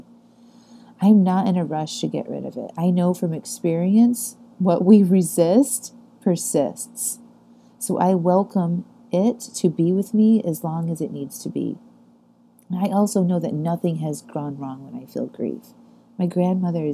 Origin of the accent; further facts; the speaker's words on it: Chesterton, Indiana, United States; moved away; My grandmothers were living at the same nursing home in my hometown in Chesterton, Indiana.